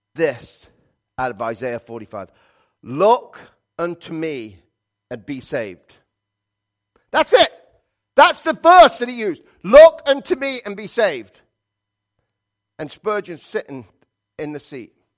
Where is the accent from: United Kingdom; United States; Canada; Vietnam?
United Kingdom; England; moved away; I'm from England